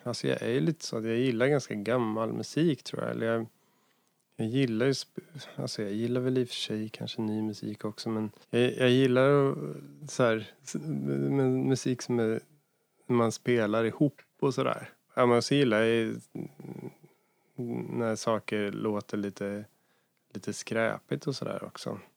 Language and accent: Swedish; near Hallsberg, Örebro County, Sweden; en jazz och bluesklubb i Hallsberg som var ganska nära där jag kommer ifrån